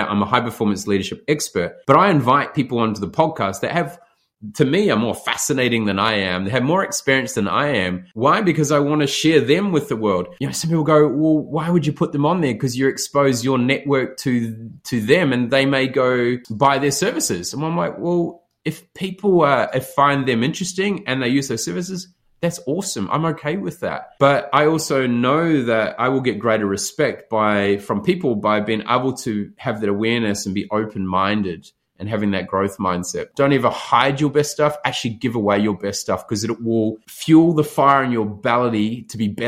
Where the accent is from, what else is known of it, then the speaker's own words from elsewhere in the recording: New Zealand; if I stayed in that small area that I grew up in New Zealand, I'd be my mindset would be very isolated.